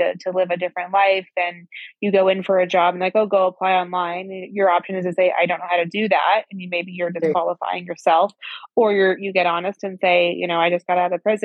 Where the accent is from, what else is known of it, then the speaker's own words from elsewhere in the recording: Central Valley, California, United States; California, my hometown, in the Central Valley